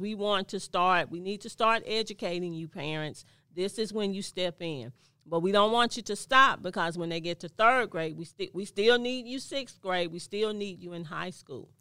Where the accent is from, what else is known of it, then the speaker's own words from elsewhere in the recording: Mobile, Alabama, United States; born and raised in Mobile, Alabama